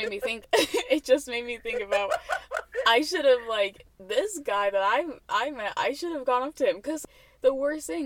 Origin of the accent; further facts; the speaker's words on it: Indiana, United States; I was born in Indiana